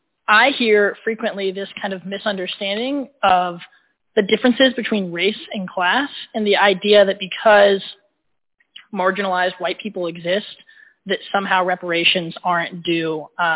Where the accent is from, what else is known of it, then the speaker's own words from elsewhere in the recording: Southwest Virginia, United States; I'm from Southwest Virginia